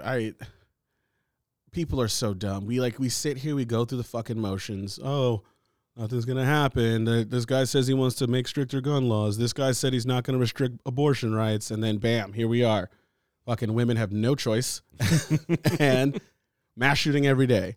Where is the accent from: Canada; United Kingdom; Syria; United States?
United States; I'm American. I was born here